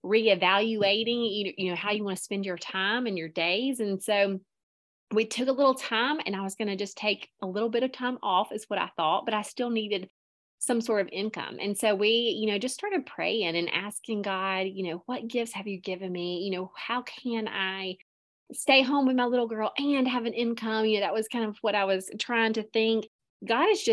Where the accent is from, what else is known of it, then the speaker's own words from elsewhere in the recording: Prattville, Alabama, United States; I am from Alabama, Prattville, Alabama, born and raised. I'm currently living in the same hometown